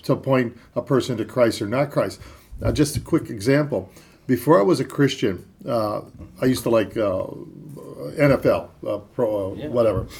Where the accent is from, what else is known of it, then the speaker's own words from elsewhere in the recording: Cleveland, Ohio, United States; I'm from Cleveland, Ohio.